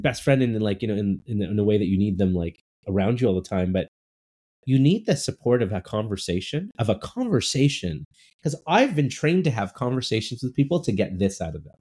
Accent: Burnaby, British Columbia, Canada; also born or lived in Vancouver; I grew up I grew up in cool. Burnaby. Uh nice uh, and you know, I was born in Vancouver, so but my parents were from India

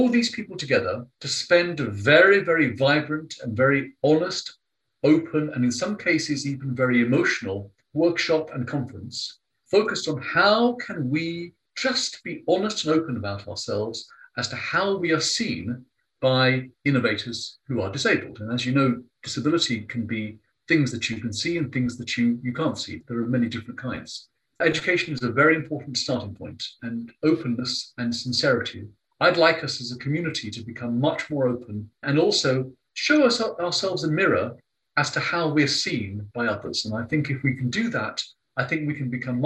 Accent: London, United Kingdom; I have an Indian father, Italian mother, growing up in London.

